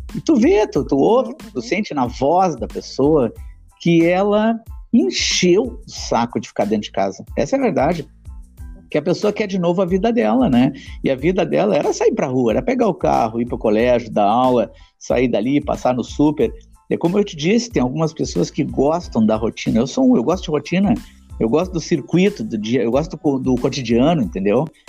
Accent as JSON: {"language": "Portuguese", "town": "Porto Alegre", "region": "Rio Grande do Sul", "country": "Brazil", "said": "eu sou da zona, zona norte de Porto Alegre"}